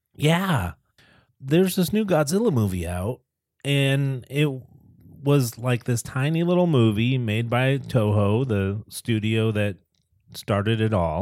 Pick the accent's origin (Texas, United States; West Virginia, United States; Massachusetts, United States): Massachusetts, United States; Boston; I grew up in the Boston area